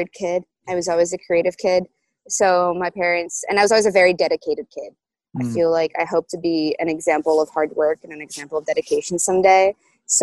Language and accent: English; Brazil; moved away as an adult; now in New York, United States; I moved from Brazil to New York